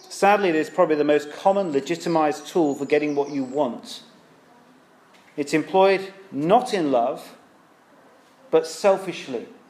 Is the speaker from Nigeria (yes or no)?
no; United Kingdom; now in London, United Kingdom; because we're British